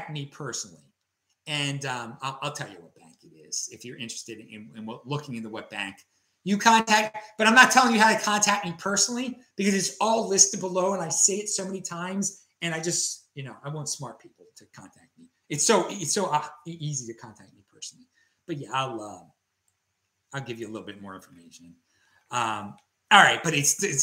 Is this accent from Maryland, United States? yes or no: yes; Baltimore, Maryland, United States; Growing up on the East Coast in Baltimore, Maryland, in my culture